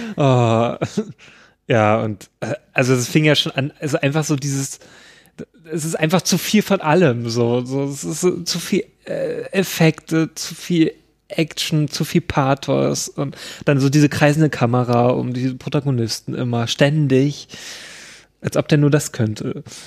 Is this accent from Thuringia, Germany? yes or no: yes; Thuringia, Germany; wo ich herkomme, aus dem schönen Thüringen